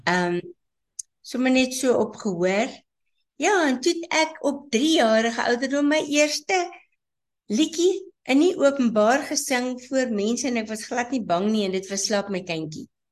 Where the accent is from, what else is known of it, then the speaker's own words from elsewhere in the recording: Nigel, Gauteng, South Africa; moved away as an adult; now in Johannesburg, South Africa; ek is gebore in Nigel.